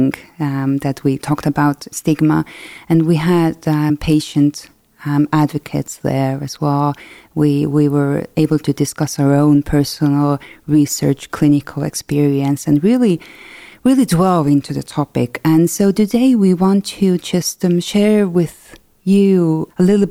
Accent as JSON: {"language": "English", "country": "Estonia", "said": "I'm from Estonia."}